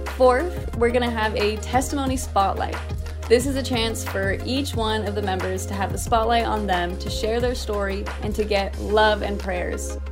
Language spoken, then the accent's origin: English; Orem, Utah, United States; Here I was back in Orem